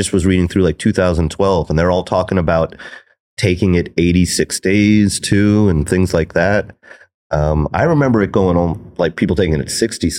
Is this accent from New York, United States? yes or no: yes; New York, United States; moved away as an adult; also born or lived in Thailand; I'm from New York. I was born here. I grew up here